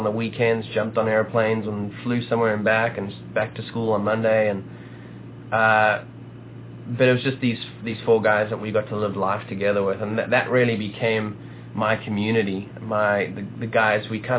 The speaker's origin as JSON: {"language": "English", "country": "South Africa", "tie": "born or raised there", "moved": "as an adult", "lives_now": "Nashville, United States", "said": "So I was born and raised in South Africa. They finally convinced me to start wearing clothing about 2 or 3 years ago. So the loinskins are gone. But born and raised in South Africa. Ended up chasing my wife to America."}